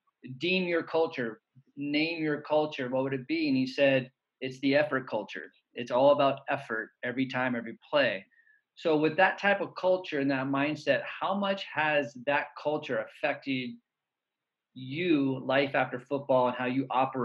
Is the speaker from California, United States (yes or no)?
yes; Bay Area, California, United States; growing up in the Bay Area